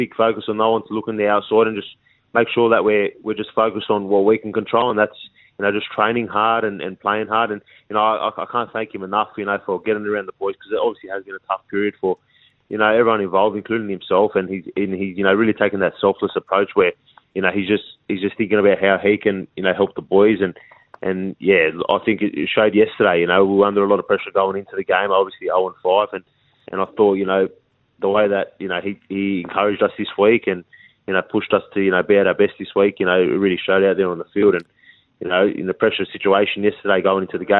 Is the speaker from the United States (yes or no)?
no; Parramatta, New South Wales, Australia; born and raised in the Parramatta, like, area